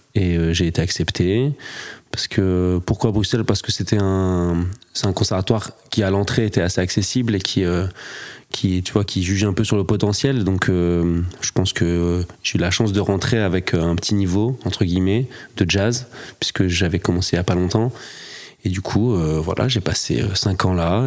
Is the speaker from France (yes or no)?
yes; north of France, France; je suis saxophoniste originaire du nord de la France